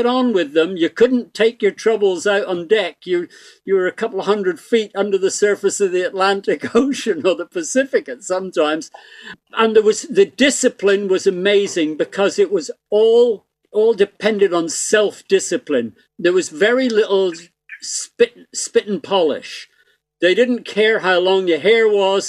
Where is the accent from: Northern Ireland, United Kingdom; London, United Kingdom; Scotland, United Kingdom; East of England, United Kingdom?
Northern Ireland, United Kingdom; Belfast; now in Ireland; I was born in Belfast, you see, so I really am Irish.